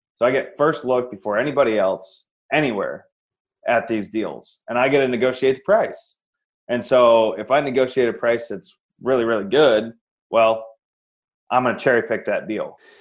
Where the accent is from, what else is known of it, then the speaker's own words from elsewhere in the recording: Iowa, United States; moved away as an adult; now in Phoenix, United States; I'm actually from Iowa. I live in the sunny Phoenix, Arizona now, but I'm from Iowa originally. Born and raised